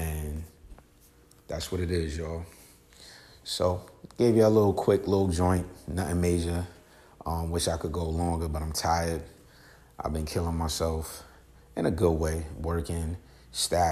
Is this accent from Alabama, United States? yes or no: no; New York, United States; I'm from New York